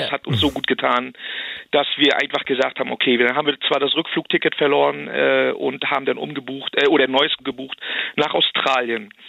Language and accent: German; Wismar, Mecklenburg-Vorpommern, Germany; born there; Ich bin gebürtig aus Wismar, oben an der Ostsee, aus Mecklenburg-Vorpommern.